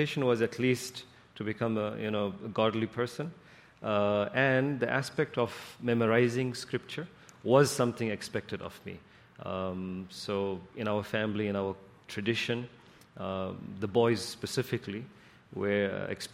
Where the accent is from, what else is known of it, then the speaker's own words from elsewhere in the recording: South Africa; also born or lived in San Jose, United States; now in Folsom, United States; I was born and raised in South Africa, and my family migrated to the United States